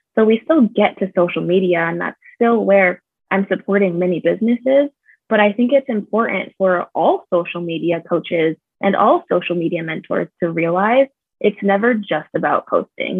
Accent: California, United States; moved away as an adult; also born or lived in Michigan; now in Phoenix, United States; I am originally from California. I'm definitely a West Coast girl, but I've lived in Phoenix for about four years now.

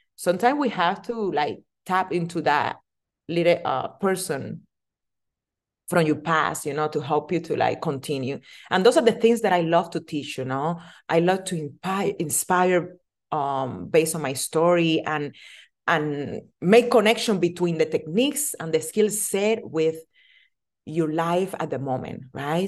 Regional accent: Cuba; English is a second language; moved away as an adult; also born or lived in Las Vegas, United States; now in United States; I'm original from Cuba. I'm immigrate to United States on two thousand four. Didn't speak any English.

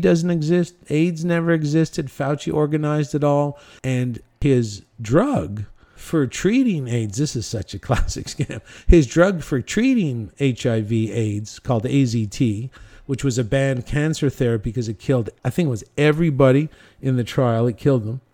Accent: Cornwall, Ontario, Canada; in my hometown of Cornwall, Ontario

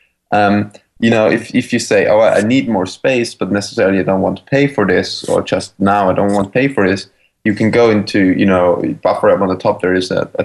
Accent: Vienna, Austria; moved away as an adult; now in San Francisco, United States; I'm from Austria, from Vienna, actually. And we both moved to San Francisco

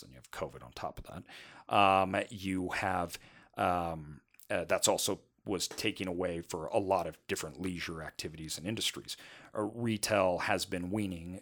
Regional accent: United States

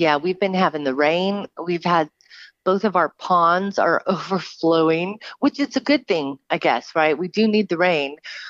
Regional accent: Southern California, United States; I'm actually from Southern California, born and raised.

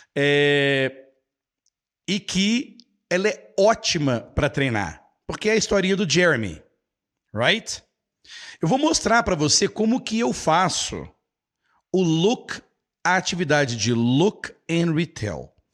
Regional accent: Brazil; also born or lived in United States; eu sou do Brasil

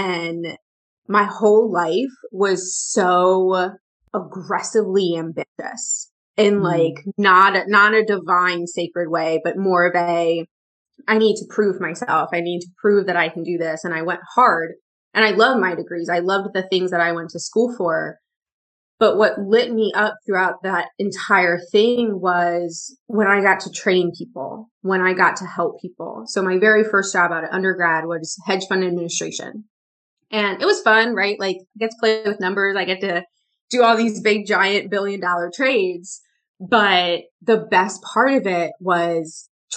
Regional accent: Pennsylvania, United States; moved away; also born or lived in the South (US); I'm from Pennsylvania. I'm from up north in the US, and I spent 3 years in the South. Well, I spent 4 years in the South

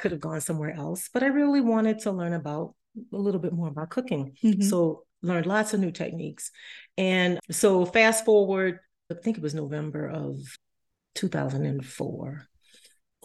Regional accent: New Orleans, Louisiana, United States; moved away; also born or lived in Colorado; I'm originally from New Orleans

